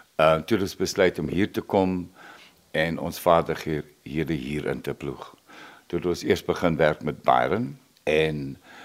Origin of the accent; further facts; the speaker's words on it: Nababeep, Northern Cape, South Africa; moved away as an adult; also born or lived in Namibia; now in Okiep, South Africa; Ek en John is albei na Makwalanders. Ek is in Nababib gebore